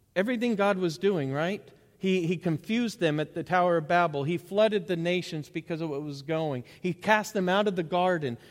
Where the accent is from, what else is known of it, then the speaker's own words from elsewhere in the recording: Bentonville, Arkansas, United States; I grew up in Bentonville